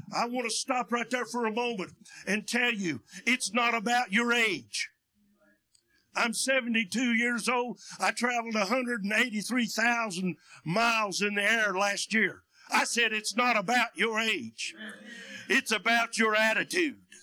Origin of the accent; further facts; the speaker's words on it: United States; also born or lived in Russia; I was born and raised in Union County